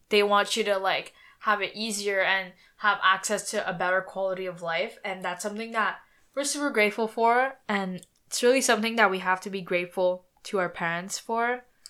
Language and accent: English; near Montreal, Quebec, Canada; we went to school near Montreal, so we kind of at school we grew up in that type of environment